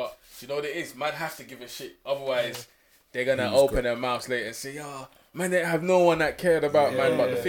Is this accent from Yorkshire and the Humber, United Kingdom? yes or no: no; London, United Kingdom; I'm from Barnes Green.